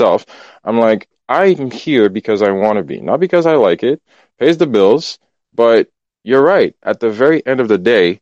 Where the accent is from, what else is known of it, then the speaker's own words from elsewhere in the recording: Port-au-Prince, Haiti; I'm from Port-au-Prince. I grew up Haitian